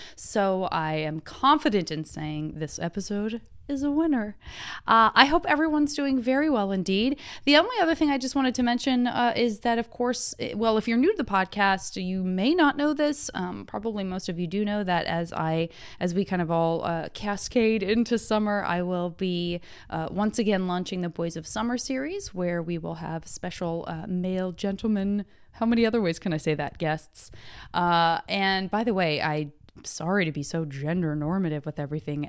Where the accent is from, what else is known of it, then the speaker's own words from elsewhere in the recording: Arizona, United States; I'm from Arizona